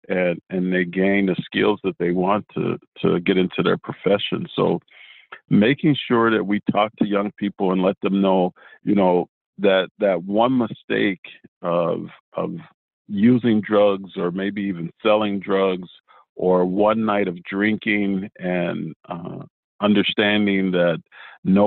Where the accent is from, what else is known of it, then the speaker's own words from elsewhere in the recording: Cleveland, Ohio, United States; moved away; I'm originally from Cleveland, Ohio